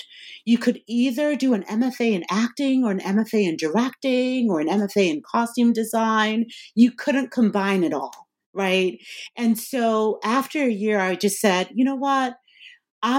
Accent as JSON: {"language": "English", "country": "Nigeria", "tie": "born or raised there", "also_born_or_lived": "Amherst, Massachusetts, United States", "moved": "as an adult", "lives_now": "United States", "said": "I was born in Nigeria. First came to the United States when I was 2 years old"}